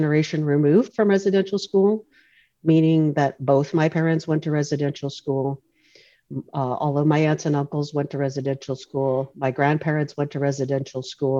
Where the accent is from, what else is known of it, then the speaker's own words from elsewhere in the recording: North Vancouver, British Columbia, Canada; I grew up in Oslahan, the community of Oslahan, which is part of the North Shore, traditional territories of the Squamish Nation